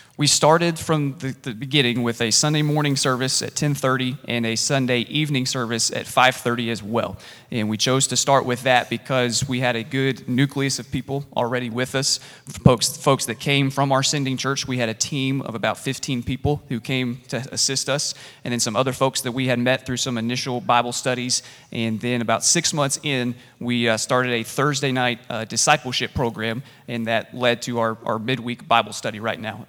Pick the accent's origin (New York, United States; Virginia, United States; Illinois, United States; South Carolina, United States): South Carolina, United States; Columbia; moved away as an adult; I grew up in South Carolina. I am a redneck at heart, and I grew up at Gant Street Baptist Church in Columbia, South Carolina